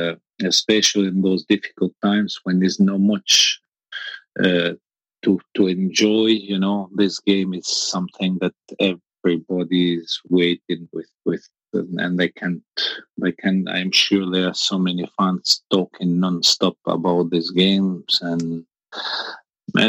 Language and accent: English; Albania; moved away as an adult; also born or lived in France; I was born in Albania. Albania was a communist country for almost 50 years, and I became an adult in Albania. I became 21 years old in Albania.